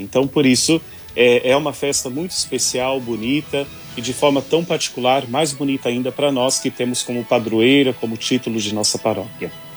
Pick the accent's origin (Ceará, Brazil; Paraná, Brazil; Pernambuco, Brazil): Paraná, Brazil; moved away; eu, como um bom paranaense, né, de um povo muito devoto